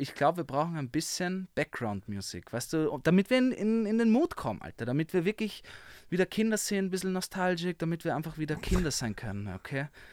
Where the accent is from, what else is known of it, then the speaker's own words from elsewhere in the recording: Vienna, Austria; accent: Viennese; Ich bin wirklich am Naschmarkt aufgewachsen